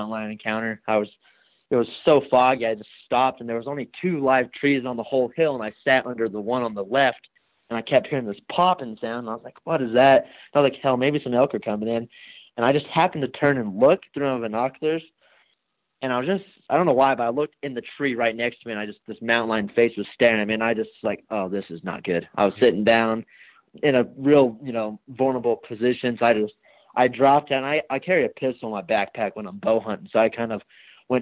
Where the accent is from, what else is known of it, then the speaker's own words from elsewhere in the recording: Wyoming, United States; I'm from Wyoming.